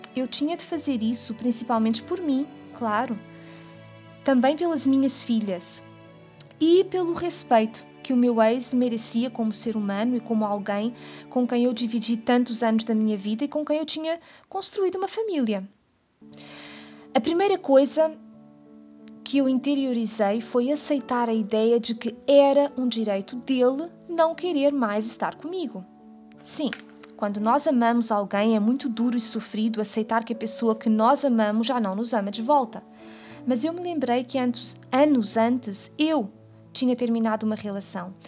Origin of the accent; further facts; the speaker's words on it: Portugal; now in Brazil; Eu sou portuguesa e eu moro no Brasil